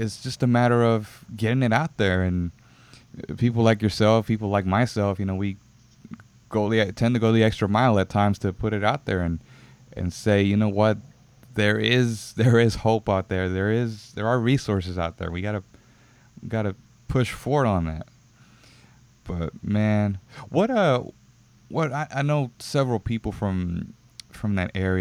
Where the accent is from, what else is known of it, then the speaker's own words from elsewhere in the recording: Houston, Texas, United States; I grew up in, and still am in, the Second Ward area